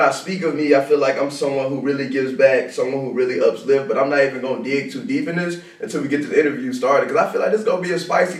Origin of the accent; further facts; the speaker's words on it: Jackson, Tennessee, United States; I'm originally from Jackson, Tennessee, born and raised on the playground